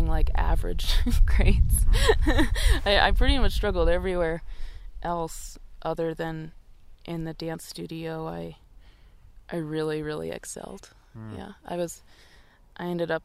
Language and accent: English; Akron, Ohio, United States; I grew up in Akron, Ohio